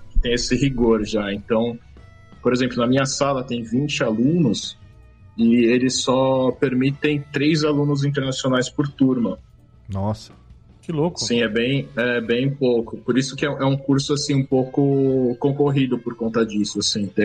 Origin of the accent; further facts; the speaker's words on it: São Paulo, Brazil; De São Paulo. São Paulo mesmo? São Paulo.